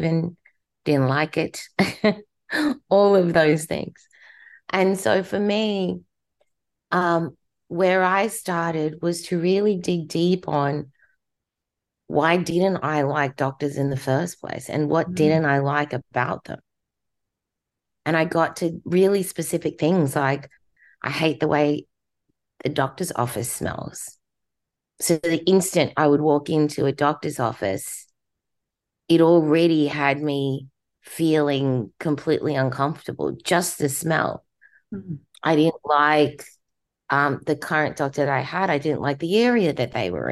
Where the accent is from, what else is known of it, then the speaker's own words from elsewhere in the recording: Australia; accent: Australian; moved away as an adult; now in United States; My accent's Australian because I was born in Australia